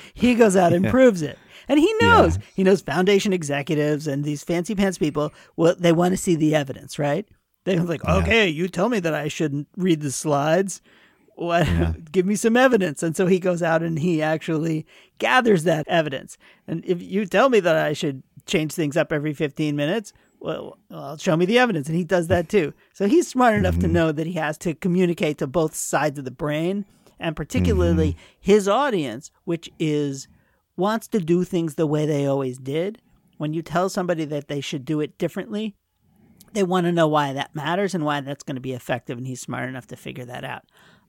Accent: Queens, New York, United States; Well, we're both from Queens, so we had lots in common.

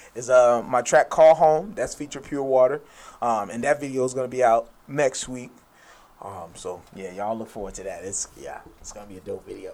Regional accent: United States; I'm an American. I'm a black American

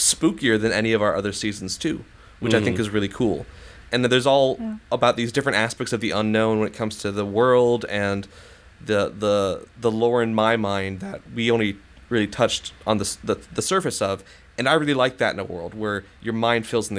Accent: the North, United States; I grew up in the North, and we would come down to see my grandma in Missouri

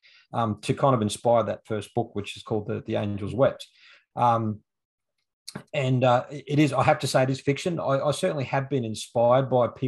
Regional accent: Toowoomba, Queensland, Australia; now in Brisbane, Australia; I live in Brisbane, born and bred in Queensland. I was actually born and raised in the city of Toowoomba.

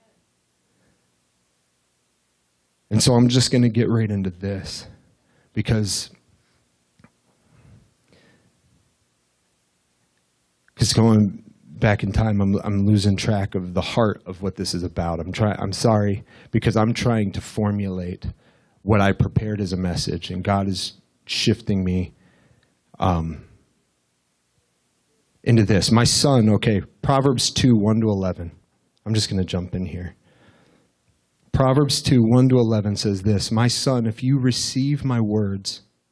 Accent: Russell, United States; I'm from Russell

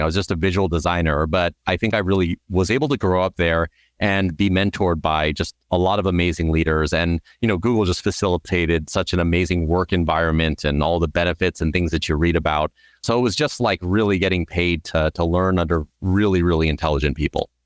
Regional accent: Southern California, United States; I grew up in Southern California

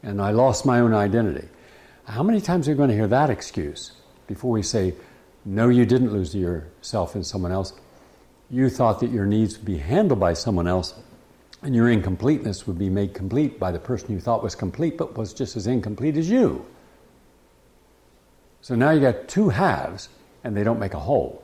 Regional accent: West Virginia, United States; some of these guys I grew up with in West Virginia

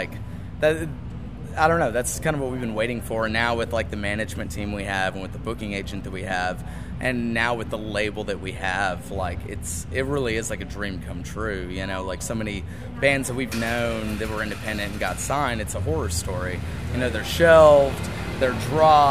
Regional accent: San Antonio, Texas, United States; we're from San Antonio

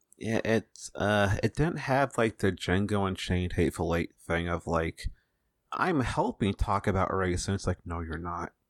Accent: United States

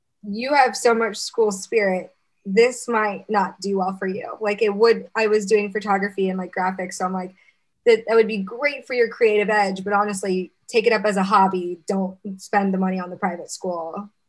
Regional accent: Oviedo, Florida, United States; moved away; also born or lived in Baton Rouge, Louisiana; I'm from Orlando or Oviedo

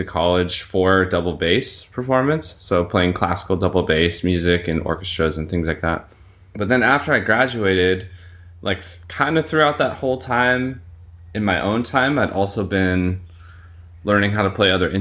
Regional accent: Washington, United States; moved away as an adult; also born or lived in Big Island, Hawaii / Oahu, Hawaii; now in Kauai, United States; After I was adopted, we moved to Washington State where I grew up. I grew up mostly in Washington State

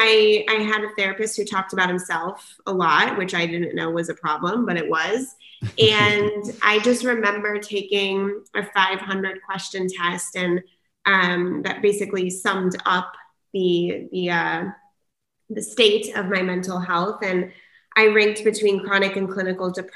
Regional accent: San Diego, California, United States; I am born and raised in San Diego

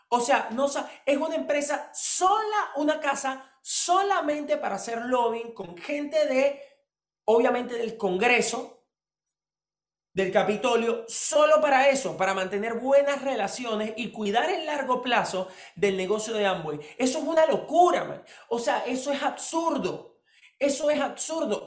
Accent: Venezuela; vine de Venezuela

